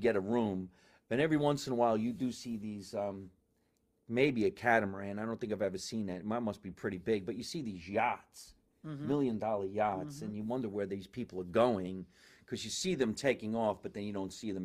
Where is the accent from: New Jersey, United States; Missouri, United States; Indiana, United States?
New Jersey, United States; Scotch Plains; I went to Evergreen, but I was born in Jersey City.